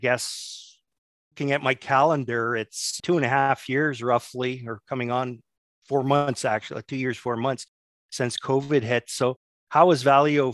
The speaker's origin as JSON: {"language": "English", "town": "Montreal", "region": "Quebec", "country": "Canada", "tie": "born or raised there", "said": "growing up on the West Island"}